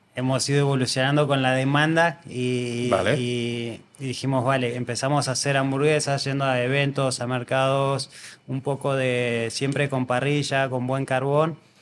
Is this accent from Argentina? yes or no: yes; Argentina; now in Andorra; Yo soy argentino y tenemos una forma de ser muy, muy calurosa